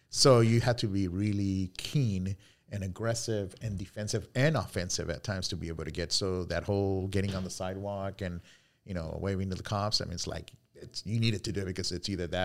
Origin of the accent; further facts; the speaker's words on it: Cali, Valle del Cauca, Colombia; moved away; Um, I'm originally from Cali, Colombia.